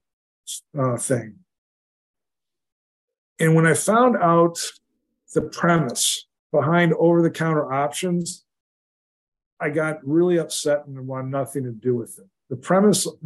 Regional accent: Brantford, Ontario, Canada; I'm actually from Brantford, Ontario, Canada.

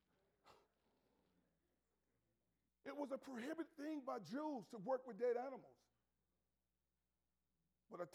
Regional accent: Sardis, United States; I grew up in Sardis

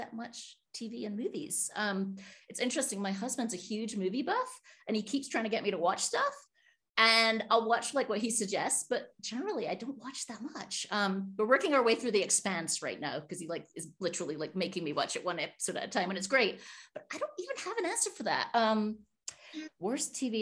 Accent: United Kingdom; moved away; And I'm British

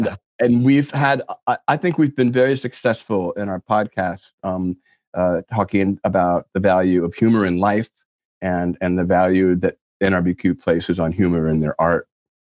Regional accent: Louisville, Kentucky, United States; And I'm from Louisville, Kentucky, as we already mentioned. And those of us from the Ville are, you know, somewhat of a brotherhood.

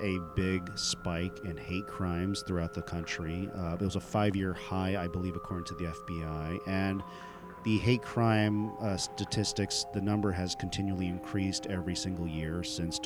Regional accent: United States; My family is from India, but I was born and raised here in America.

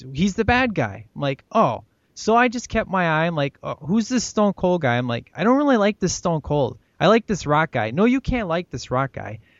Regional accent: Chicago, Illinois, United States; moved away; growing up in Chicago

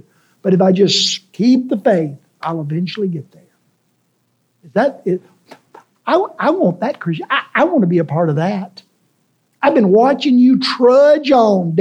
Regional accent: Memphis, Tennessee, United States; when I was a kid growing up in White Haven

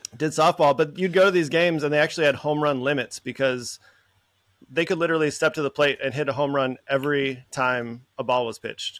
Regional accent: Minnesota, United States; moved away as an adult; also born or lived in San Francisco; growing up in Minnesota

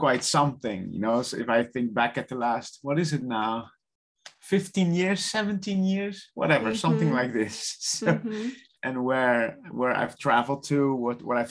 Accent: Netherlands; English is a second language; moved away; I'm from the Netherlands on the far south, which nobody knows, but it's along the ocean side.

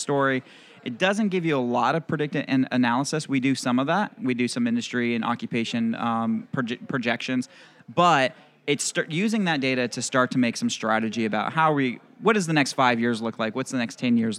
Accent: Florida, United States; I grew up in Florida. So I'm from the great state of Florida

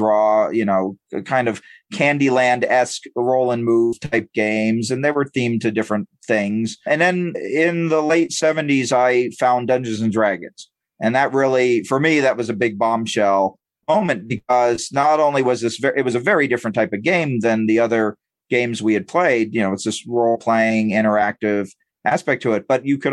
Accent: San Diego, California, United States; I grew up in San Diego and I went to Comic-Con every year

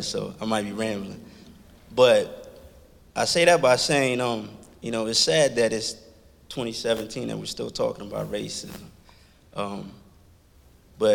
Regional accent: Washington, D.C. area, Virginia side, United States; also born or lived in Liberia; I'm originally from Africa, Liberia. I grew up in Washington, D.C. area on the Virginia side

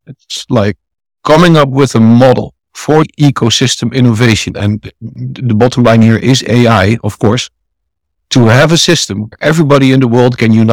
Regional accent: a small town next to Amsterdam, North Holland, Netherlands; also born or lived in India; I'm from the Netherlands, from a small town next to Amsterdam

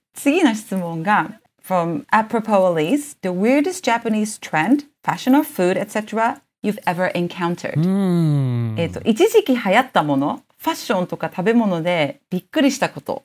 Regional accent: Netherlands; 平日はオランダの小学校で土曜日は補修校の日本人小学校に

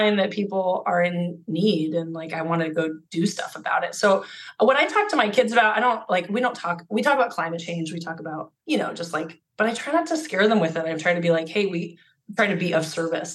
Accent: Alaska, United States; now in Oregon, United States; I'm from Alaska, and this little tiny rural town in Alaska, and like surrounded by mountains

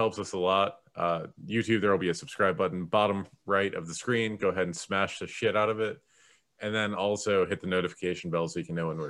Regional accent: Maryland, United States; I'm from Maryland.

